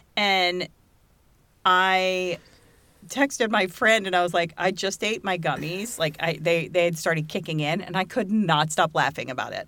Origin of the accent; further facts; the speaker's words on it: Virginia Beach, Virginia, United States; I grew up in Virginia Beach